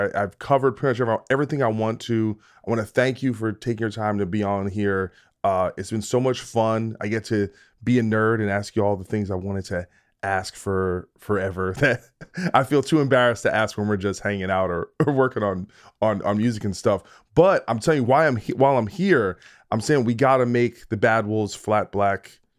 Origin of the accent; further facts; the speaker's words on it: New Jersey, United States; Dude, I'm from New Jersey, so we're rich. We're like Dunkin' Donuts people down there.